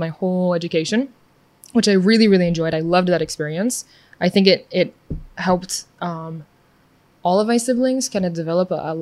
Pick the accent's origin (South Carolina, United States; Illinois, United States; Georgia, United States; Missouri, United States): Missouri, United States; moved away as an adult; now in Israel; I'm from Missouri, originally from Missouri. I moved to Israel about almost 4 years ago now